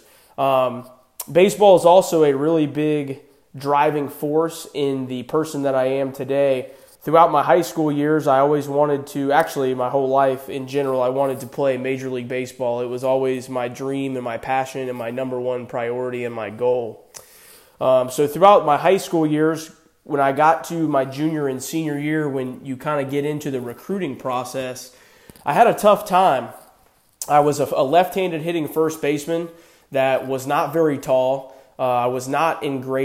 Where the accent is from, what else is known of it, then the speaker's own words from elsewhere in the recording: Green Cove Springs, Florida, United States; also born or lived in Virginia Beach, Virginia; I was born in Virginia Beach, Virginia, and my family moved to Florida when I was 5 years old